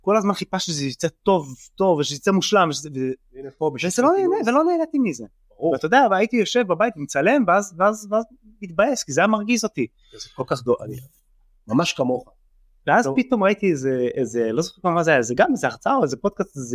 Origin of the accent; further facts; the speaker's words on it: Mitzpe Yeriho, West Bank, Palestine; now in Tel Aviv, Israel; אז אני בן 33, אה, גר בתל אביב, גדלתי במצפה יריחו, שזאת התנחלות דתית ליד ירושלים